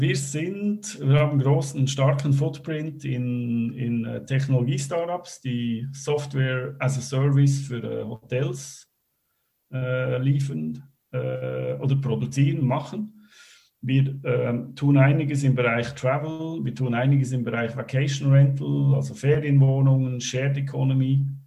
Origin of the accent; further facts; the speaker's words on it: Switzerland; moved away as an adult; also born or lived in Germany / Belgium / Netherlands; Ich bin Schweizer, äh, war aber die letzten ja, 15, 20 Jahre eigentlich meistens irgendwo in Europa unterwegs